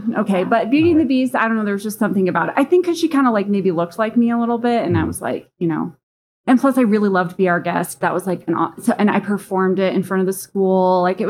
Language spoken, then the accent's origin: English; Cheyenne, Wyoming, United States; also born or lived in Denver, Colorado; I grew up in a rural area, so I was born in Denver, but I grew up in Cheyenne.